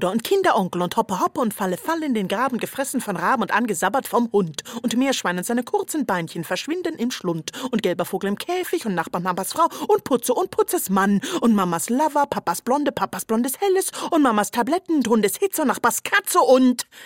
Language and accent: German; Rehau, Bavaria, Germany; moved away; also born or lived in Bamberg; seien es Bamberg, Wurlitz oder Rehau. Ganz sicher ist es Oberfranken. Mit zwei Jahren bin ich nach Wurlitz bei Rehau bei Hof